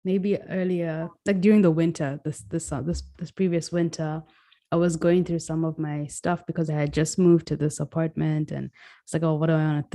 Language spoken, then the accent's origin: English; Kenya; now in United States; I'm Kenyan too. Why am I saying it like I'm not American. I'm an immigrant. Yeah, I'm Kenyan